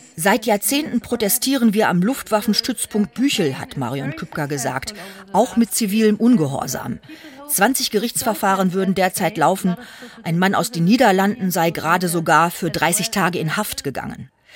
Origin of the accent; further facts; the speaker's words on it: Germany; als Deutsche konnte ich mir da auch einiges anhören